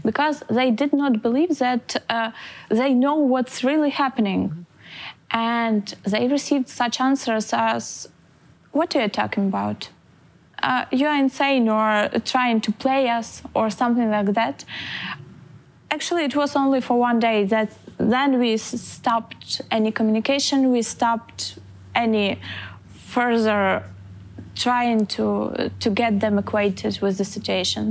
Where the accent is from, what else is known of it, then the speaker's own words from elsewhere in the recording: Lviv, Lviv Oblast, Ukraine; moved away as an adult; now in Tallinn, Estonia; I'm from Lviv